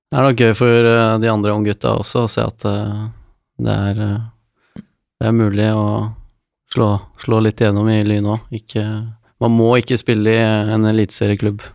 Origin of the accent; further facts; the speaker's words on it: Nesodden, Viken, Norway; Jeg som Nesodden-gutt